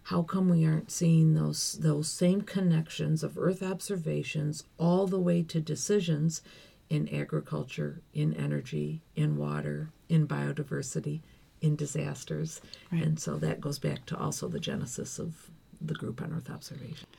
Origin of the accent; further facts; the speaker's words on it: Dalton, New York, United States; now in Geneva, Switzerland; I'm from Dalton, New York